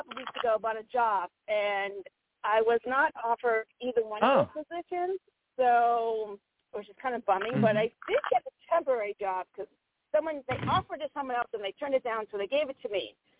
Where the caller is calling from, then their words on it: Virginia, United States; I'm calling from Virginia.